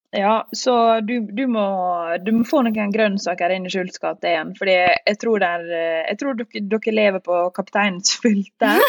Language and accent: Norwegian; Northern Norway, Norway; meg som nordlending